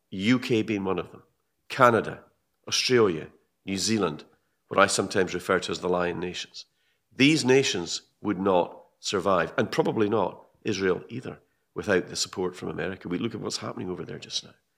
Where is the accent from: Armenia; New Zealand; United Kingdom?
United Kingdom; Scotland; I'm a Brit. I'm a Scottish Brit.